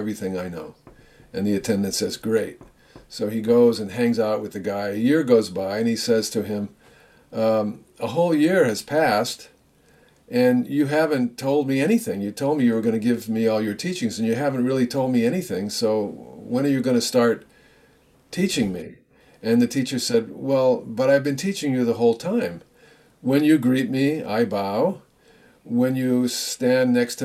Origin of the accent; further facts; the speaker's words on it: United States; I'm an American too.